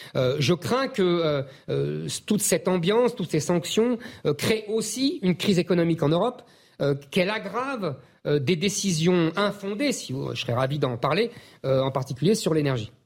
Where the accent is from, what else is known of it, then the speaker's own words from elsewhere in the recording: France; nous, on est français